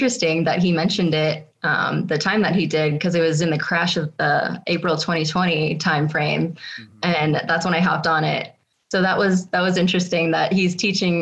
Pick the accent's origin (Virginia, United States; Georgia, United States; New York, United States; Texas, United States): Virginia, United States; moved away as an adult; now in Colorado, United States; I grew up in Virginia